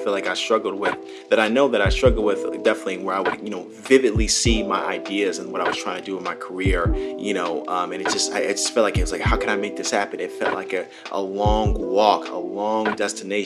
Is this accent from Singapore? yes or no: no; Palos Hills, Illinois, United States; moved away as an adult; now in California, United States; my hometown of Palos Hills all the way to California, where I'm at, you know, currently as I'm doing this recording